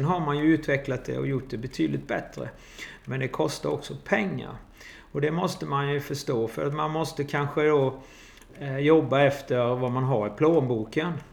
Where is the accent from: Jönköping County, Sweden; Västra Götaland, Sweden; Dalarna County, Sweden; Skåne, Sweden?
Jönköping County, Sweden; Jönköping; now in Kristianstad, Sweden; Jag kom eh, ifrån Jönköping eh, och skulle flytta med min sambo helt enkelt.